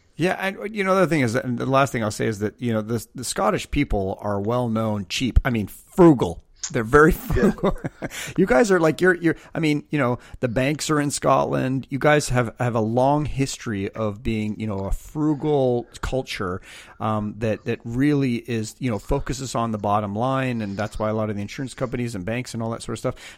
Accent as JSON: {"language": "English", "country": "Canada", "said": "I'm Canadian"}